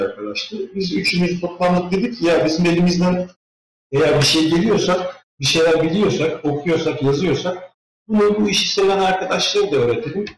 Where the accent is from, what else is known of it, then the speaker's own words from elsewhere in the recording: İzmir, Turkey; moved away as an adult; now in Finland; Ben İzmir'liyim. E, yani oralıyız